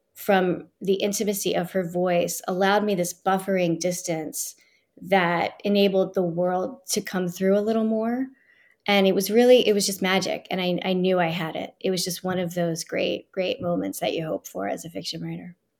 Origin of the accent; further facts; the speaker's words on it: Philadelphia, Pennsylvania, United States; I grew up in Northeast Philadelphia